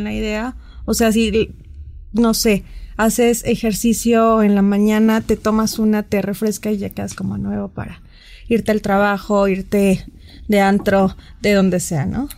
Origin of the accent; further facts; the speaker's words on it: Mexico; nosotros los mexicanos